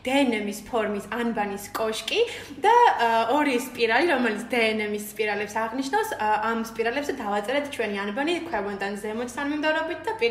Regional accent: Guria, Georgia; also born or lived in Batumi; მე თვითონ გურული ვარ

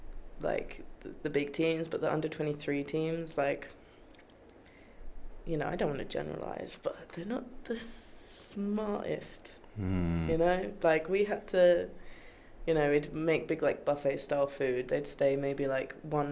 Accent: Brighton, South East England, United Kingdom; moved away as an adult; now in Bali, Indonesia; I'm from England, but I'm French and Polish like blood. So I'm not actually British, technically. And lived in Brighton my whole life.

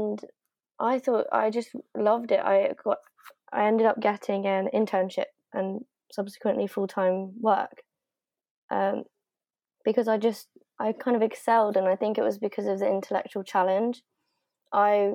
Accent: Pietermaritzburg, KwaZulu-Natal, South Africa; moved away; I'm also South African. And I was also born there, and I was born in Maritzburg

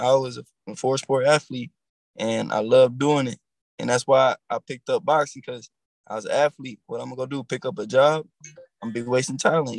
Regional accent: Dayton, Ohio, United States; I grew up in Dayton, Ohio, which is it's like a bad area. You know what I mean? It's a lot of heroin addicts, shootings. It's just not like Chicago at all.

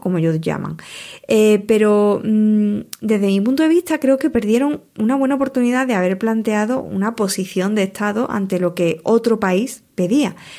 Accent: Huelva, Andalusia, Spain; mi tierra, de Huelva

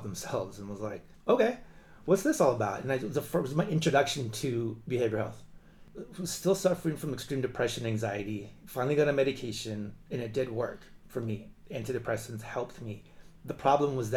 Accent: Tucson, Arizona, United States; I'm from Tucson

